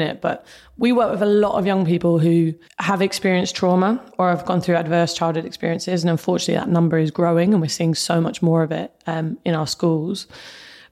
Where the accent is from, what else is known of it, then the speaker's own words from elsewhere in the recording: Luton, East of England, United Kingdom; I was growing up in Luton